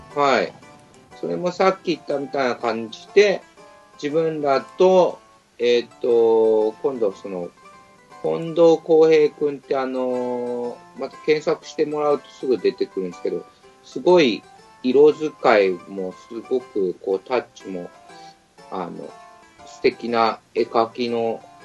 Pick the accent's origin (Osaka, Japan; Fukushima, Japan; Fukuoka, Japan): Fukushima, Japan; moved away; 自分が、やっぱ福島生まれなんで